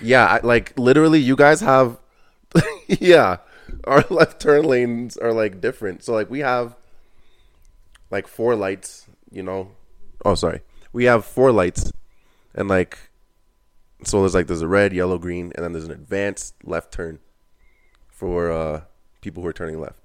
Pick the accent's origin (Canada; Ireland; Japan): Canada; I'm Canadian.